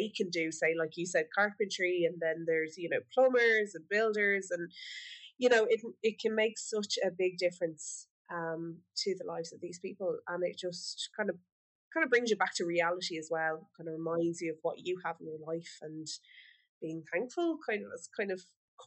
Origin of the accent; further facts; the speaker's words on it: Ireland; us as an Irish nation